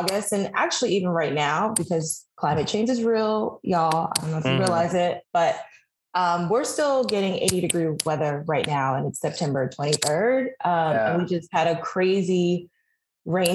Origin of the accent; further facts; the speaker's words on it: New York City, New York, United States; moved away as an adult; now in Washington, DC, United States; I am born and raised New Yorker, and I relocated to DC in 2017